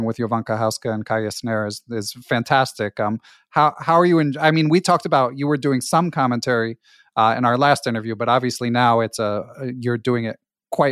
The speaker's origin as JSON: {"language": "English", "country": "United States", "said": "us Americans"}